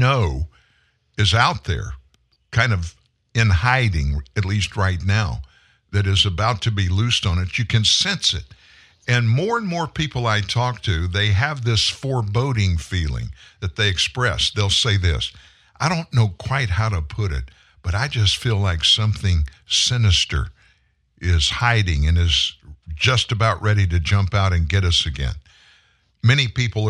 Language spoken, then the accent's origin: English; Lafayette, Louisiana, United States; I grew up in Lafayette, South Louisiana